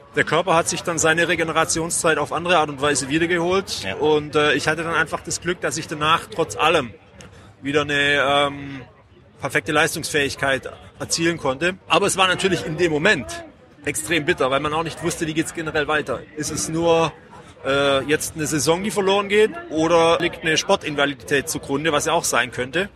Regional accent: Mengen, Baden-Württemberg, Germany; now in Ulm, Germany; in Mengen, meiner Heimatstadt. Ja. Das äh, liegt im schönen Oberschwaben zwischen ganz grob äh, Sigmaringen und Bad Saulgau

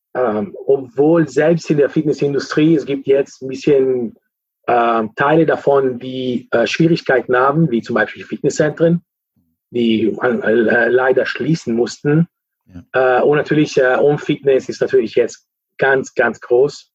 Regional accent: Lake Maggiore, northern Italy, Italy; German is a second language; moved away as an adult; also born or lived in Cologne, Germany; now in Netherlands; ich komme aus Italien, äh, Norditalien, Lago Maggiore, das ist äh, in der Nähe von der Schweiz

